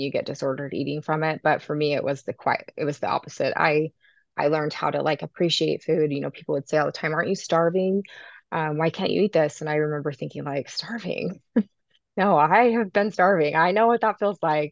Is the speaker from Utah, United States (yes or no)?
yes; Sandy, Utah, United States; also born or lived in Herriman, Utah; I'm from Sandy, Utah, but I live now in Harriman, Utah